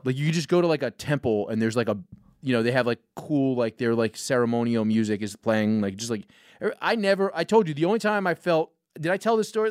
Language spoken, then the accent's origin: English; New York, United States; as a New Yorker